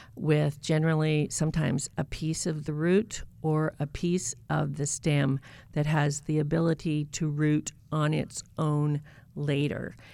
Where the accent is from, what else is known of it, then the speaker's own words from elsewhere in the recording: North Idaho, United States; also born or lived in Boise, Idaho / Southern Maryland; a place in North Idaho near my hometown